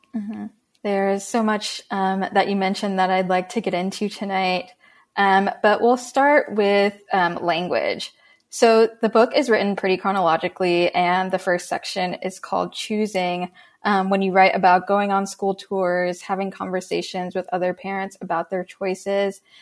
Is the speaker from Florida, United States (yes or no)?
yes; Tampa, Florida, United States; now in California, United States; I grew up in Tampa, Florida